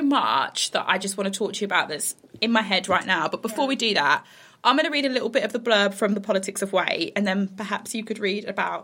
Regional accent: Bromsgrove, West Midlands, United Kingdom; I'm from Bromsgrove, West Midlands

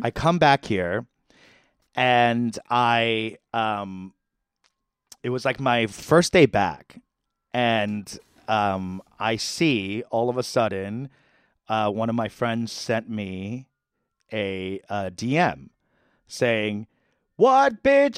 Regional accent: New York, United States; I'm from New York

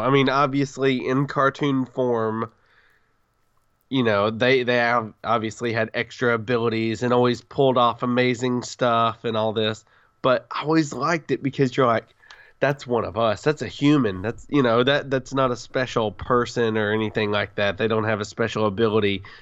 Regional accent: the South, United States; I'm from the South

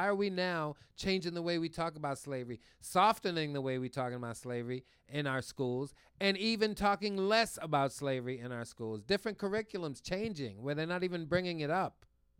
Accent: New York City, New York, United States; I'm from Brooklyn.

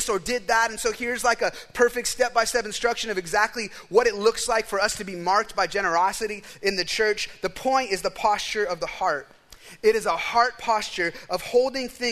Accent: United States; as an American

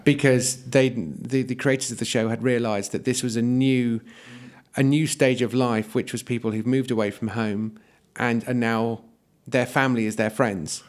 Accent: Yeovil, South West England, United Kingdom; my hometown of Yeovil

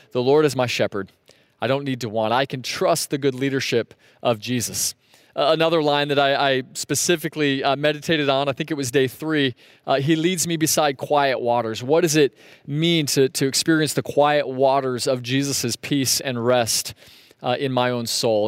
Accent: Sebring, Florida, United States; growing up in Sebring, we'd go north on U S twenty-seven

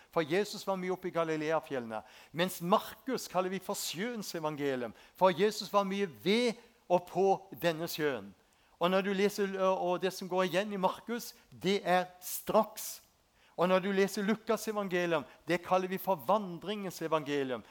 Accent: Spangereid, Agder, Norway; Jeg vokste opp ute på Spangereid, ei en fin bygd.

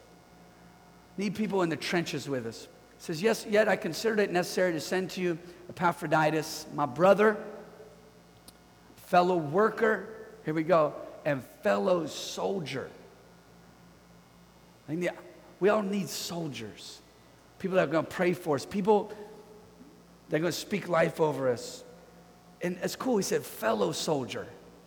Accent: Bay Area, California, United States; We're from the Bay Area

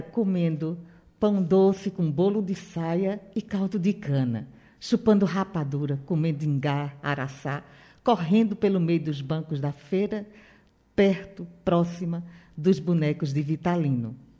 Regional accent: Caruaru, Pernambuco, Brazil; sou nascida em Caruaru, Matuta caruaruense

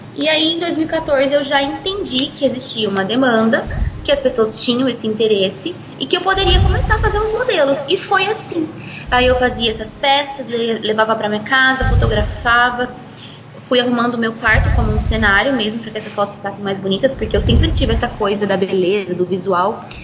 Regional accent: Colorado, Brazil; also born or lived in São Paulo; E eu nasci aqui em Colorado, né? Meus pais, é, sempre moraram aqui. Eu nasci, fui criada aqui

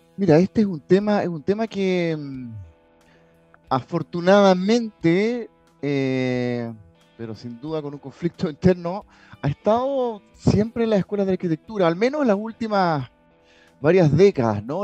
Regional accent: Chile; also born or lived in London

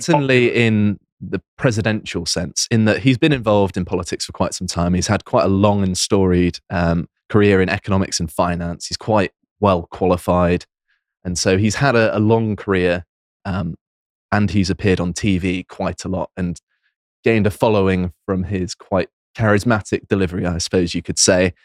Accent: United Kingdom; I'm still British. I, I don't renounce my citizenship

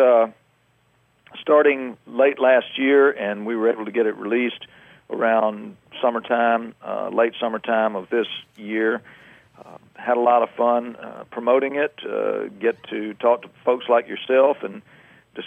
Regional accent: Alabama, United States; moved away; also born or lived in Georgia; I was born and raised in Alabama. I moved over to Georgia in the late 60s, and I guess you could say I'm just a dyed-in-the-wool Southerner.

